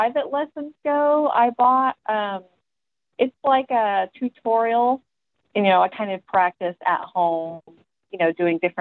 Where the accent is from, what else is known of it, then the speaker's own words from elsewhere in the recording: Tennessee, United States; also born or lived in Virginia; I was born in Virginia, but I grew up in Tennessee